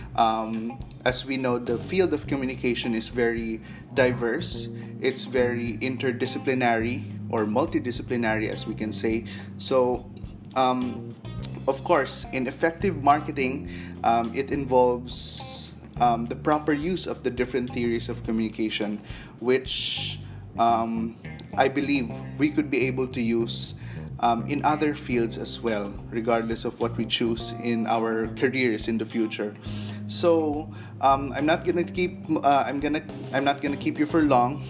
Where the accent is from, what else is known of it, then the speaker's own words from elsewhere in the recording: Zamboanga City, Zamboanga Peninsula, Philippines; I'm from Zamboanga City.